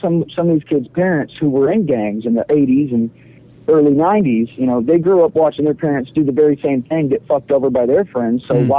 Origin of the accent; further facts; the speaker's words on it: Granbury, Texas, United States; also born or lived in Queens, New York; now in New York, United States; I'm from Granbury originally.